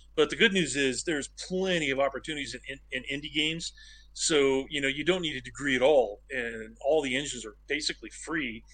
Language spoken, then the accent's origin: English; Medford, Oregon, United States; I grew up in Medford, Oregon, which is a tiny town yeah. in southern Oregon